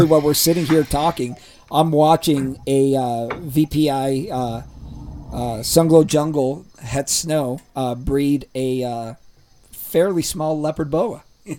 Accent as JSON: {"language": "English", "country": "Ecuador", "tie": "born or raised there", "moved": "yes", "said": "so I grew up down in Ecuador, right?"}